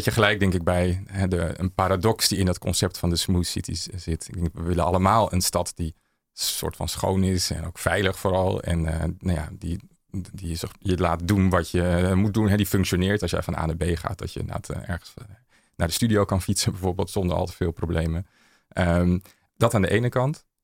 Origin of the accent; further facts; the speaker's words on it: Amsterdam, North Holland, Netherlands; Eh, Museumplein.